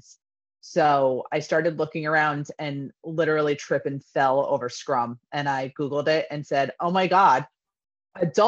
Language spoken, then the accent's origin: English; New York, United States; moved away as an adult; also born or lived in Connecticut; now in Florida, United States; I was born and raised in New York, got my first job teaching in East Harlem, moved to Connecticut, all in public schools, and then ended up moving to Florida